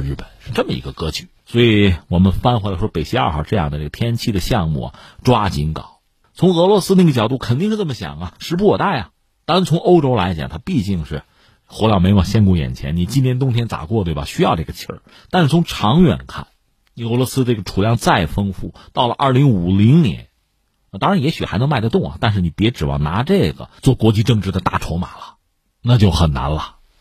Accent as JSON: {"language": "Chinese", "country": "China"}